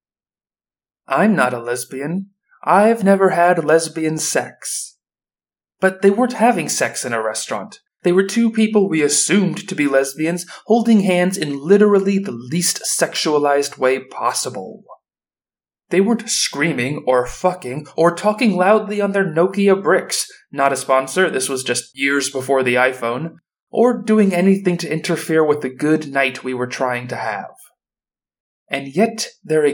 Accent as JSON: {"language": "English", "region": "Florida", "country": "United States", "tie": "born or raised there", "said": "Growing up in Florida"}